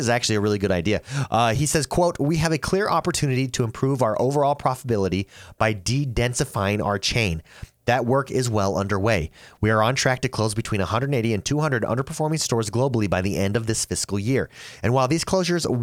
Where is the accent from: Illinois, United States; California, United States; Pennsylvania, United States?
California, United States; just outside Los Angeles; in my hometown, on one street within a mile, there were four GameStops. That was in California, just right outside of Los Angeles.